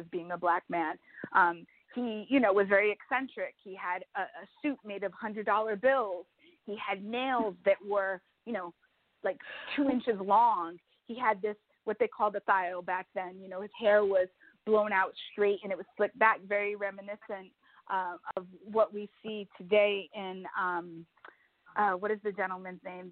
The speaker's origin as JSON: {"language": "English", "town": "New Bedford", "region": "Massachusetts", "country": "United States", "tie": "born or raised there", "also_born_or_lived": "New York City, United States", "moved": "yes", "lives_now": "Newark, United States", "said": "I moved outside of the New Bedford area where I grew up in New Bedford"}